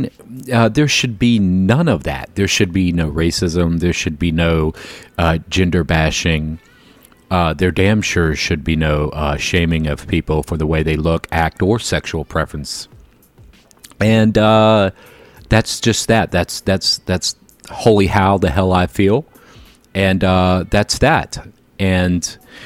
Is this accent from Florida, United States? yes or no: yes; Jacksonville, Florida, United States; I grew up in Jacksonville where the schools were integrated